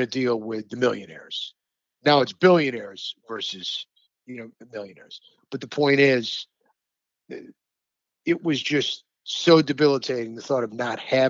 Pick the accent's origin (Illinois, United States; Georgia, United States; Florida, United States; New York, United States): New York, United States; Rochester; my hometown of Rochester